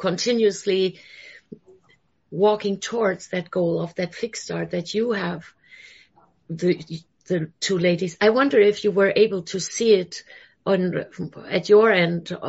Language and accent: English; Germany; moved away; I'm originally from Germany